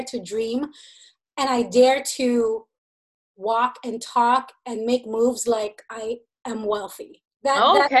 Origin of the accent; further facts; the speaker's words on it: San Diego, California, United States; now in Austin, United States; I'm originally from San Diego